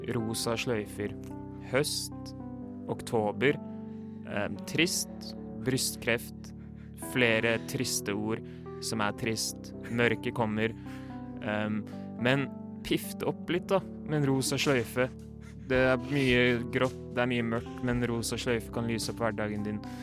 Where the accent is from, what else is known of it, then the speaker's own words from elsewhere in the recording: Oslo, Norway; Der jeg kommer fra.